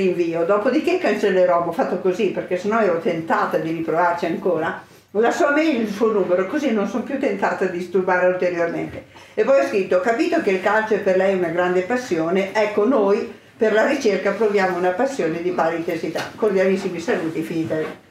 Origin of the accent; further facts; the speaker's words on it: Santa Maria della Versa, Lombardy, Italy; io sono dell'Oltrepo, vengo da Santa Maria della Versa